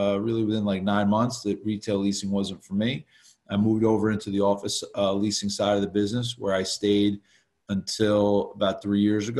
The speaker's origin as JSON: {"language": "English", "town": "West Orange", "region": "New Jersey", "country": "United States", "tie": "born or raised there", "said": "the town I grew up in West Orange"}